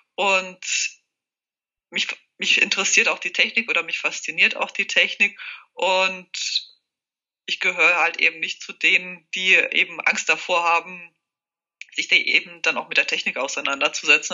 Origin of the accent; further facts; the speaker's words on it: near Hesse, Bavaria, Germany; moved away as an adult; also born or lived in Czech Republic / Würzburg; now in Switzerland; Ich bin fast in der Nähe zu Hessen aufgewachsen, habe Jura studiert in Würzburg.